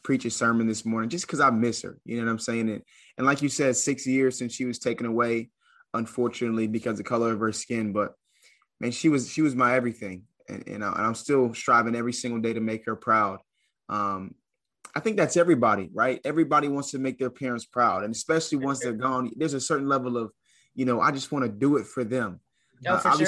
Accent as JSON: {"language": "English", "town": "Charleston", "region": "South Carolina", "country": "United States", "tie": "born or raised there", "also_born_or_lived": "Atlanta, Georgia", "said": "play at a mid-major Division I school in my hometown"}